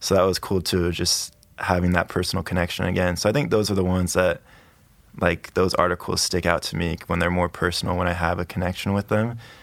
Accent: Pleasanton, California, United States; moved away as an adult; also born or lived in Idaho / Atlanta, Georgia; I'm from California. Uh, I was born and raised in Pleasanton. It's in the Bay Area

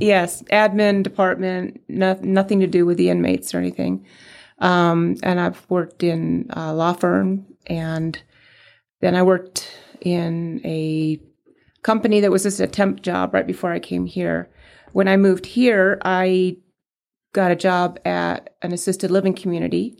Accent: San Diego, California, United States; moved away as an adult; now in Prescott, United States; I grew up in San Diego and, um, we moved to Prescott, um, eleven years ago

